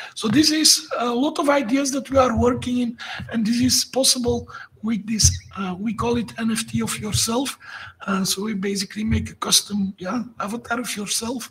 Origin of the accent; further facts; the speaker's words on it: Belgium; moved away as an adult; now in Sofia, Bulgaria; I'm not a Bulgarian. I'm from Belgium, uh, but I moved 12 years ago. I moved to Sofia